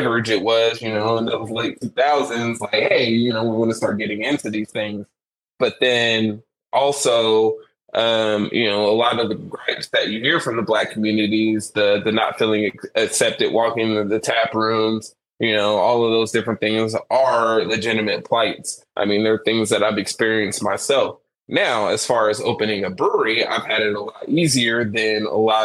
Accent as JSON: {"language": "English", "town": "Rancho Cordova", "region": "California", "country": "United States", "tie": "born or raised there", "said": "growing up in Rancho Cordova"}